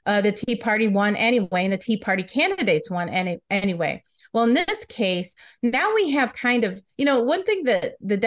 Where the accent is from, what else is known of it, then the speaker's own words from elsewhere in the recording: Michigan, United States; I'm from Michigan